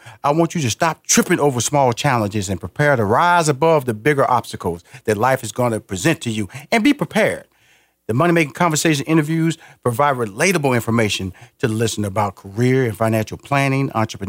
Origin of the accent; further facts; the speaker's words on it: Texas, United States; I'm from Texas, so I can talk like that.